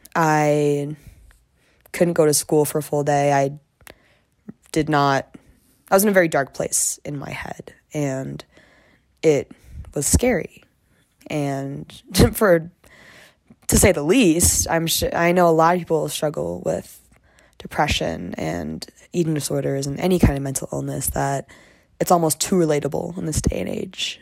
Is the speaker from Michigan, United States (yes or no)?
yes; Michigan, United States; moved away as an adult; now in Boulder, United States; I'm from Michigan, and I ended up coming to Boulder too